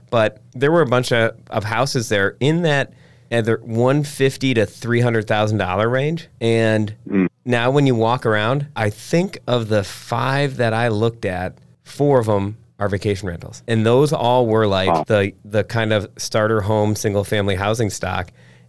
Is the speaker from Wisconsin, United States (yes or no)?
yes; Egg Harbor, Wisconsin, United States; growing up in Egg Harbor, we were a little more rural